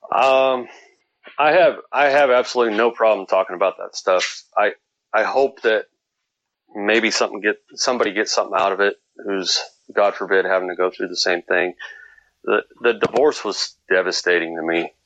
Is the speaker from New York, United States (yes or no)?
no; California, United States; I'm I'm from California